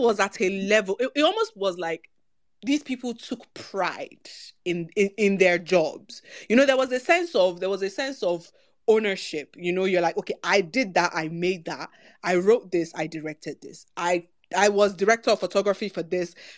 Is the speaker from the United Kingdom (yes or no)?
no; Nigeria; we're Nigerian women